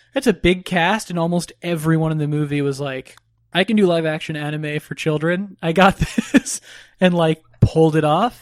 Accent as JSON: {"language": "English", "region": "Florida", "country": "United States", "tie": "born or raised there", "said": "I grew up in Florida"}